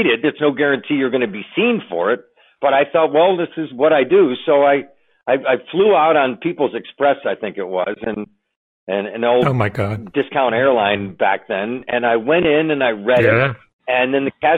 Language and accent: English; Buffalo, New York, United States; now in Los Angeles, United States; my hometown of Buffalo